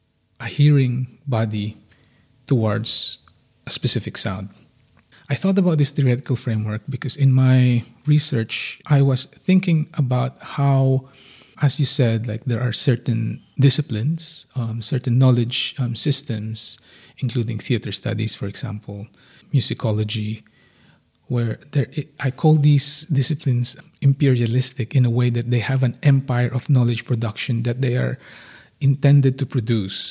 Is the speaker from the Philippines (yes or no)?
yes; Philippines; moved away; growing up in the Philippines